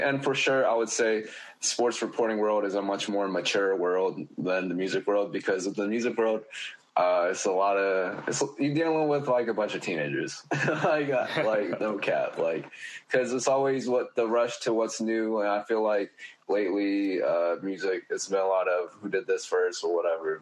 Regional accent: Oakland, California, United States; I was born in Oakland

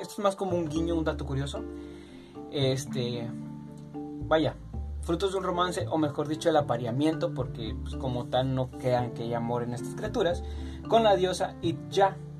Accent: Mexico; yo siendo mexicano

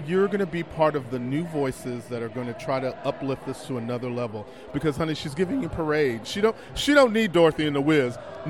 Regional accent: Galveston, Texas, United States; I'm from Galveston.

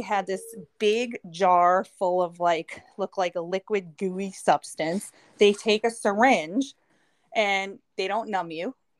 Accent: New York, United States; moved away; also born or lived in Connecticut; I grew up in New York

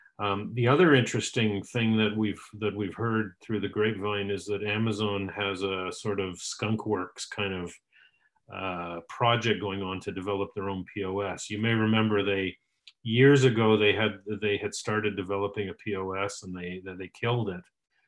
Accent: Canada; being Canadian

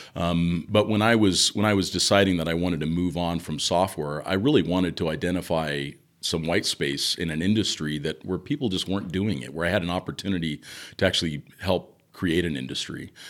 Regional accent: Southern California, United States; I grew up in Southern California

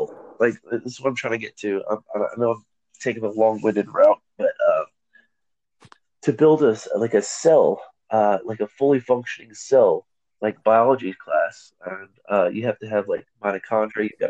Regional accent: United States; I'm again first generation American, proud to be an American

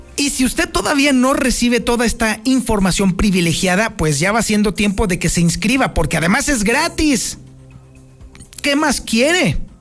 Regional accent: Mexico; somos mexicanos

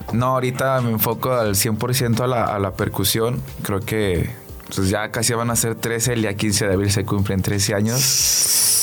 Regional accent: Aguascalientes, Mexico; donde crecí allá en Villas

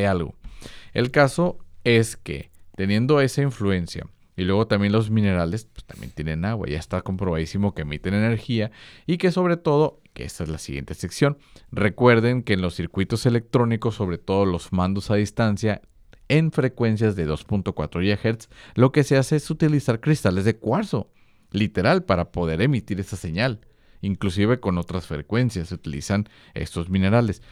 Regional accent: Mexico; yo que soy mexicano

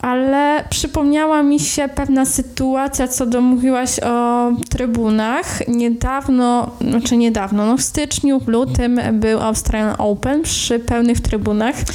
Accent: Rzeszów, Subcarpathian Voivodeship, Poland; moved away as an adult; now in Wrocław, Poland; pochodzę również z Rzeszowa, ale od prawie czterech lat mieszkam we Wrocławiu

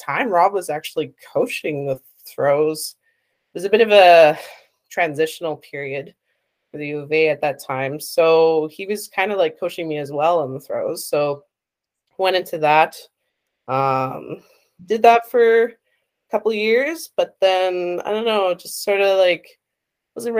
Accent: Edmonton, Alberta, Canada; also born or lived in Sherwood Park, Alberta; now in Saskatoon, Canada; I grew up in Edmonton, but I went to school in Sherwood Park, so that's like half an hour outside of Edmonton

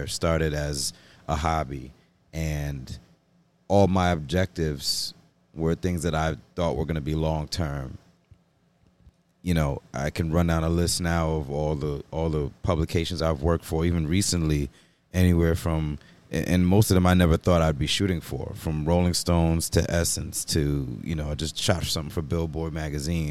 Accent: Jamaica; I'm also Jamaican

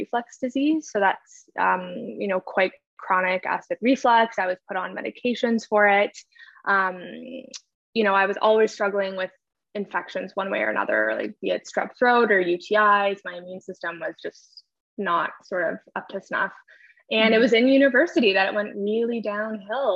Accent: a little town in Northern Ontario, Canada; So I'm from Canada. I live in Ontario. I'm originally from like a little town in Northern Ontario.

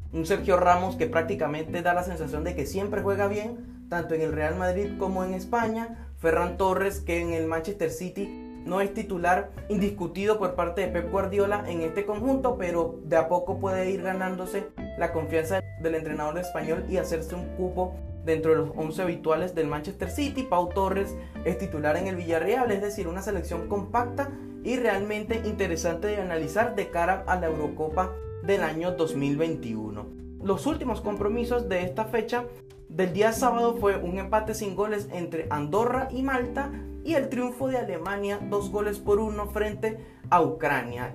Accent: Venezuela; yo como venezolano

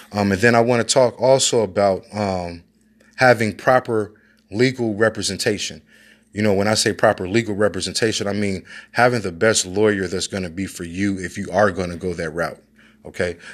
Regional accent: Chicago, Illinois, United States; I'm from Chicago

